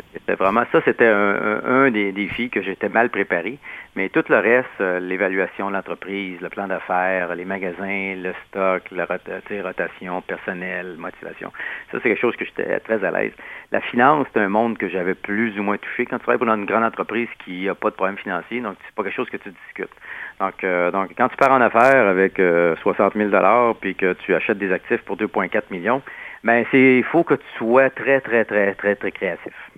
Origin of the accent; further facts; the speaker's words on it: Quebec City, Quebec, Canada; je viens de Québec, la ville de Québec. Puis à Québec, il n'y a pas tellement d'anglophones.